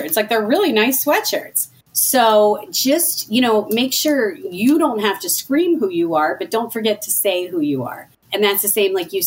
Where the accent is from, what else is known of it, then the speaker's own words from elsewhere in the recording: Philadelphia, Pennsylvania, United States; we're from Philly